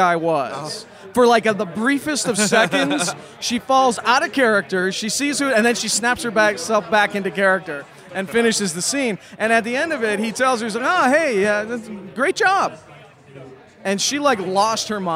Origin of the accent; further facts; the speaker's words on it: Chicago, Illinois, United States; now in Los Angeles, United States; I'm originally from Chicago, but I've been in L.A. for over a decade now.